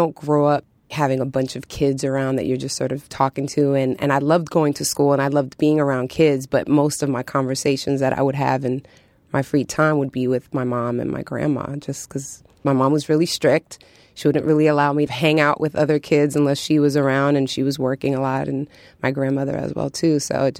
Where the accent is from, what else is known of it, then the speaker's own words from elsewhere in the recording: New York City, New York, United States; growing up in New York City, you know, the music was just sort of all around.